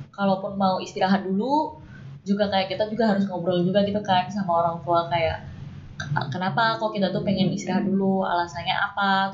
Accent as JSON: {"language": "Indonesian", "region": "Java", "country": "Indonesia", "said": "kita berdua dari Jawa"}